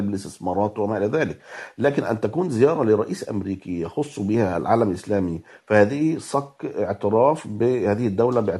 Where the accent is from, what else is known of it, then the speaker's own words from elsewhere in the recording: Egypt; وده شيء طبعا مؤسف احنا كمصريين نقول الكلام ده